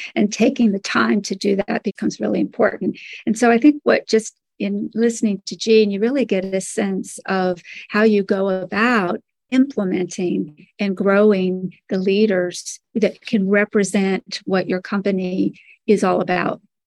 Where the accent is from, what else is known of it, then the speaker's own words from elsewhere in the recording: Birmingham, Alabama, United States; now in Washington, D.C., United States; I grew up actually in the South in Birmingham, Alabama. I eventually made my way to the Washington, D.C. area where I live now.